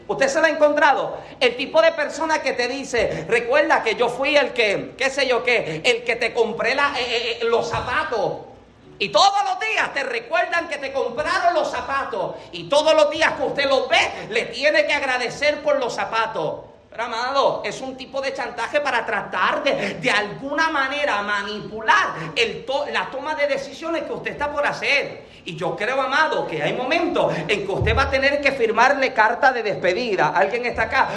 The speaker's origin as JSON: {"language": "Spanish", "country": "Puerto Rico", "said": "yo soy boricua, yo hablo como si corro"}